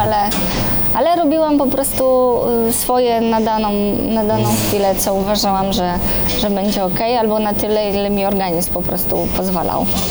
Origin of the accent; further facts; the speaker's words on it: Poland; ja jestem z Polski